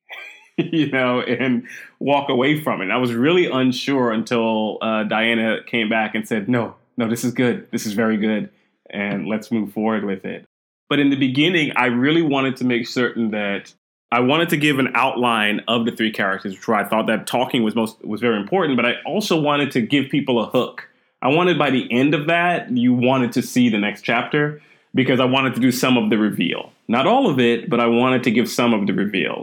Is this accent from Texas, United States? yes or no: yes; Texas, United States; also born or lived in Queens, New York / Brooklyn, New York / Trinidad and Tobago / Staten Island, New York; we moved to Texas. And Texas is where I spent most of my years